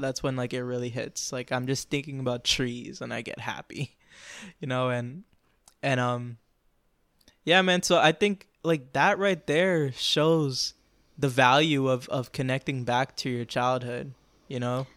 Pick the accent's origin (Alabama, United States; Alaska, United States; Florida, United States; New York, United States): Florida, United States; I grew up in Florida. Like, I'm a, I'm a Florida boy